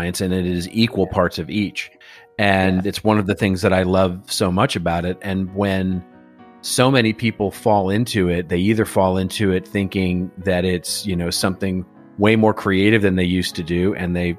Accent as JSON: {"language": "English", "region": "Texas", "country": "United States", "moved": "as an adult", "lives_now": "Los Angeles, United States", "said": "I came originally from Texas. And as I like saying these days, I like being from Texas."}